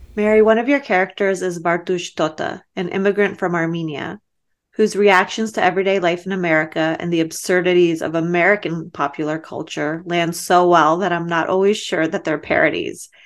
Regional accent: Baku, Azerbaijan; moved away; I was born in Baku in Azerbaijan, and most of my family's from Artsakh.

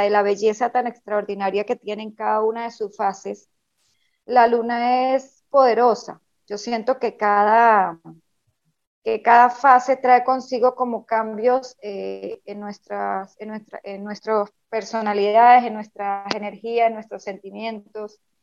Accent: Venezuela; soy venezolana

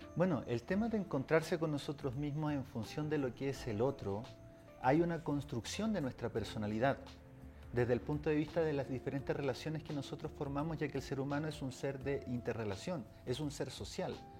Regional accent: Chile; yo vengo desde Chile

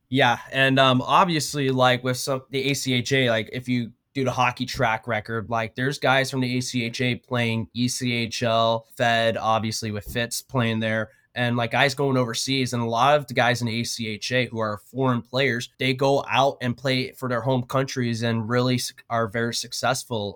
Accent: Odessa, Texas, United States; moved away; also born or lived in Oklahoma; Born and raised in Odessa, Texas

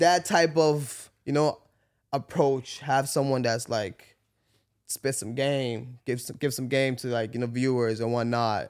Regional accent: Canada; I'm from Canada

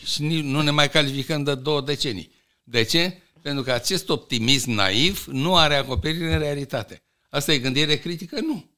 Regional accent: Romania; în 1944 80% din populația României era la țară? Deci noi venim de la țară

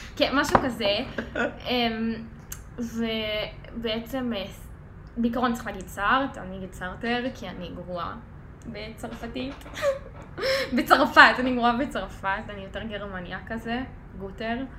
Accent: Sharon area, Central District, Israel; מאזור השרון

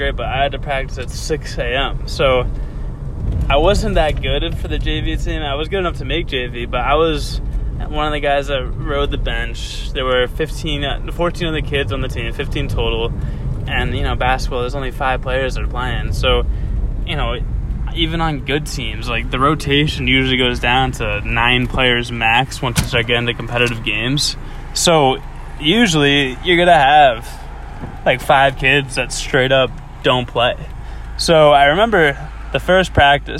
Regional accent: Andover, Massachusetts, United States; I'm from Andover, Massachusetts, which is 20 minutes north of Boston.

